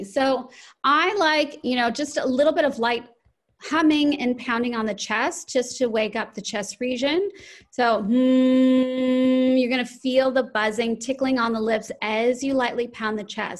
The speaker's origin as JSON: {"language": "English", "town": "Chicago", "region": "Illinois", "country": "United States", "tie": "born or raised there", "also_born_or_lived": "Los Angeles", "said": "So I grew up in Chicago and then I lived in Los Angeles for a while. And then I moved here 15 years ago."}